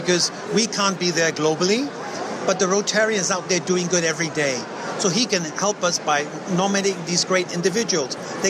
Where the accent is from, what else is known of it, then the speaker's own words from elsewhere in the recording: India; now in Hong Kong; I'm an Indian with a Chinese tan, whatever you want to call it.